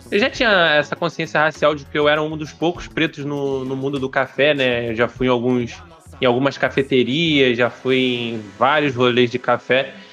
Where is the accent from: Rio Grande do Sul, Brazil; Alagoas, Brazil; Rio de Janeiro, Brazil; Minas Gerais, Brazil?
Rio de Janeiro, Brazil; Araruama; É, eu sou natural de Araruama.